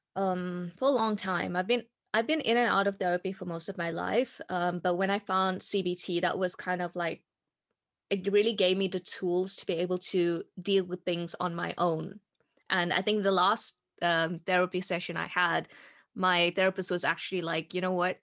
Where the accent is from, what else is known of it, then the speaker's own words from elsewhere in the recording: South Africa; moved away as an adult; I'm from South Africa and I grew up in South Africa.